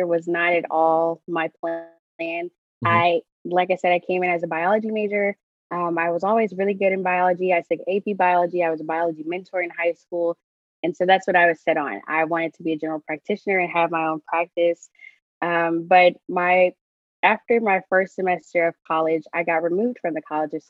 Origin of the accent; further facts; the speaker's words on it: Houston, Texas, United States; my hometown, which is Houston